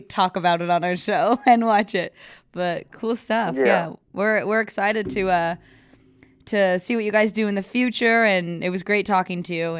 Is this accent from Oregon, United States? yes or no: yes; Oregon, United States; because I'm from Oregon.